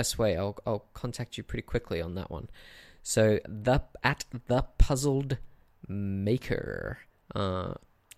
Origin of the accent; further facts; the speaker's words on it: Brisbane, Queensland, Australia; in Brisbane, in my hometown